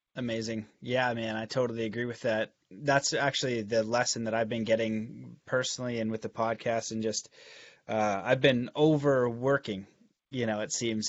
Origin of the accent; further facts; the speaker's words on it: Canada; growing up in Canada